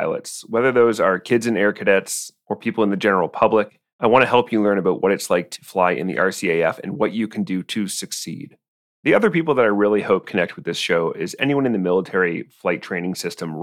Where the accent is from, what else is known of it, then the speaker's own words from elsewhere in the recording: Cambridge, Ontario, Canada; I was born in Cambridge, Ontario